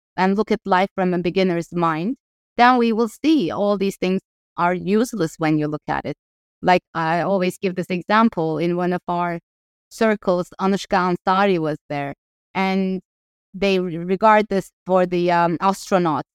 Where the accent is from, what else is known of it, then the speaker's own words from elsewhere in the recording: Ankara, Turkey; moved away as an adult; also born or lived in Los Angeles; I grew up in Ankara